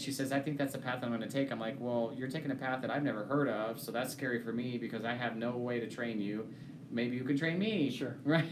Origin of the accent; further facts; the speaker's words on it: Kansas, United States; I'm from Kansas and I'm a good young man.